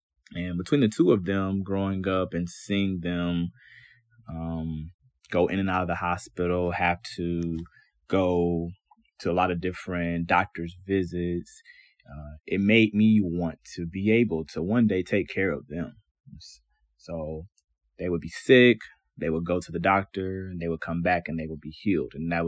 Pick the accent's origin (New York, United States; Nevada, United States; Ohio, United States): Ohio, United States; Cleveland; I was born and raised here in Cleveland, Ohio, and I'm the oldest of all my siblings.